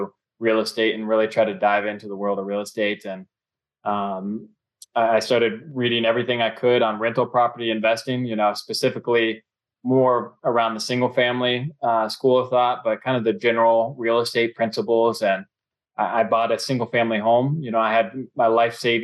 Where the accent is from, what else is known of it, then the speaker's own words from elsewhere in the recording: Cincinnati, Ohio, United States; I'm born and raised in Cincinnati.